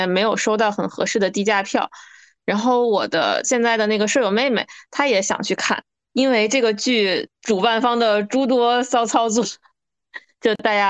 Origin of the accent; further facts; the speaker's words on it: northern China, China; 身为北方人的我